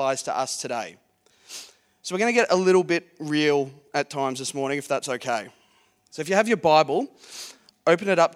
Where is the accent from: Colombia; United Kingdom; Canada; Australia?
Australia; Geelong, Victoria; I grew up in Geelong, born and bred Geelong boy.